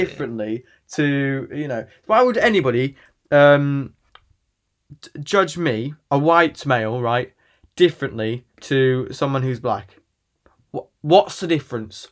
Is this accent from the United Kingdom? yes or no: yes; England, United Kingdom; I'm from England and I live in England